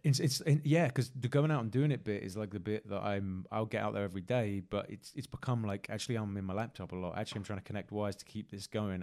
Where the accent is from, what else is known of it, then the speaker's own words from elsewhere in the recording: Exeter, South West England, United Kingdom; now in London, United Kingdom; my hometown in Exeter and Devon